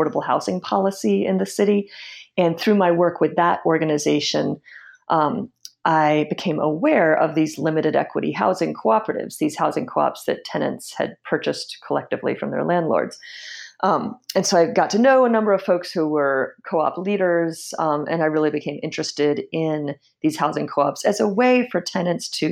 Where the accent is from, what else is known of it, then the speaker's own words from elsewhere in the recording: Washington, District of Columbia, United States; I was born and raised in Washington, D.C., and in a neighborhood called Mount Pleasant